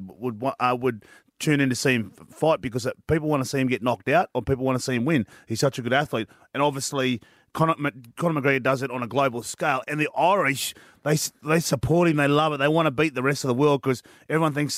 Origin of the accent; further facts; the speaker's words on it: Queensland, Australia; as a Queenslander